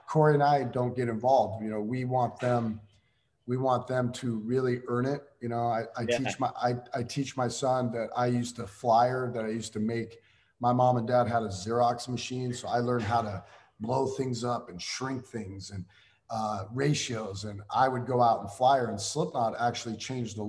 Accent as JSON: {"language": "English", "region": "Iowa", "country": "United States", "said": "we're from Iowa"}